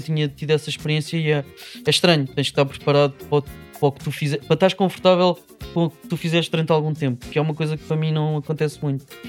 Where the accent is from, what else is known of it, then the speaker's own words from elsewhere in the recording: Lisbon, Portugal; eu sou de Lisboa